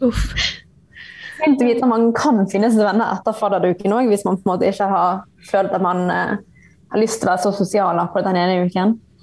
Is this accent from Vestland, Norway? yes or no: yes; Bergen, Vestland, Norway; moved away as an adult; now in Ålesund, Norway; jeg er originalt fra Bergen